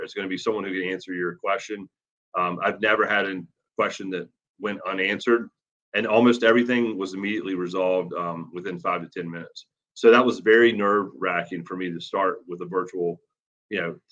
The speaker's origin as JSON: {"language": "English", "town": "Virginia Beach", "region": "Virginia", "country": "United States", "tie": "born or raised there", "also_born_or_lived": "Newport News, Virginia", "moved": "as an adult", "lives_now": "Baltimore, United States", "said": "I grew up in Virginia Beach, Virginia area, Newport News"}